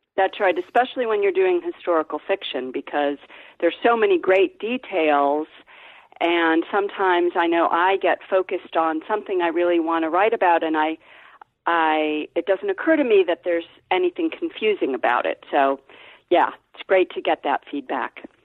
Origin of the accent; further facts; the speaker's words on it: Ohio, United States; I'm from Ohio